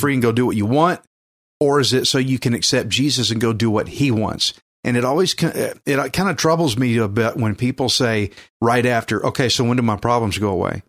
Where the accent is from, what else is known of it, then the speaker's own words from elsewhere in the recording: Texas, United States; accent: redneck; I'm from Texas, fifth generation Texan